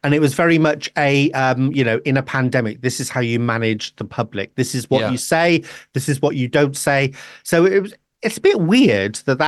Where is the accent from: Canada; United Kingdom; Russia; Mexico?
United Kingdom; Devon, South West England; now in Wales, United Kingdom; I grew up in Devon.